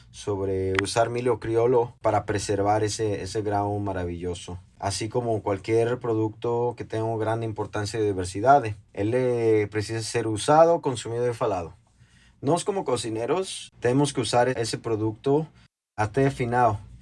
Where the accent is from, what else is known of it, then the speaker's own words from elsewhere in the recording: Mexico; now in São Paulo, Brazil; para nós, mexicanos